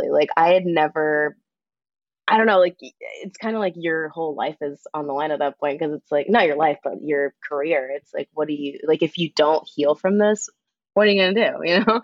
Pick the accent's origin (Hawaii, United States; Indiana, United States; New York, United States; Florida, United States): Florida, United States; born there; I was born on the Cats tour in Florida.